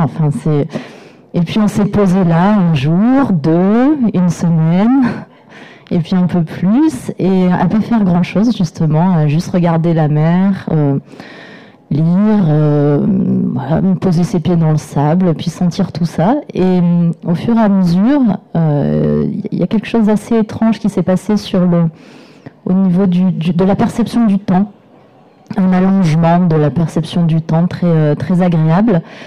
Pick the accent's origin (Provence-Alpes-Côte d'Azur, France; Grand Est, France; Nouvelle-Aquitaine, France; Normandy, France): Provence-Alpes-Côte d'Azur, France; j'ai grandi dans les Hautes-Alpes et je continue à y vivre